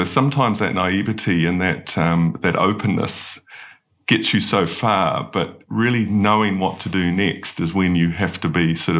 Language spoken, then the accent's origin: English; New Zealand; As you travel around the world as a Kiwi